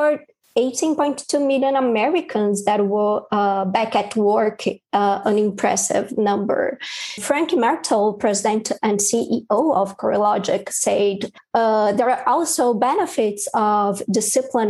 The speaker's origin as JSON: {"language": "English", "region": "São Paulo", "country": "Brazil", "moved": "as an adult", "lives_now": "New York City, United States", "said": "I'm originally from São Paulo, Brazil, where I spent more than 10 years covering business and economics"}